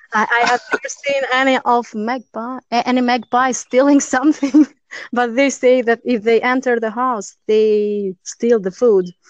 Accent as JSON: {"language": "English", "town": "Durrës", "region": "Durrës County", "country": "Albania", "tie": "born or raised there", "second_language": "English", "moved": "as an adult", "lives_now": "Italy", "said": "my hometown is Durres"}